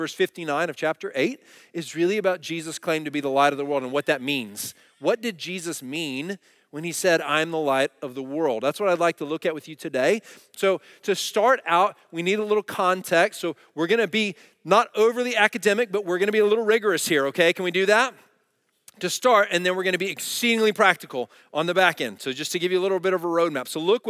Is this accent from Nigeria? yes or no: no; Dallas, Texas, United States; And where I grew up in Dallas, we had alleys.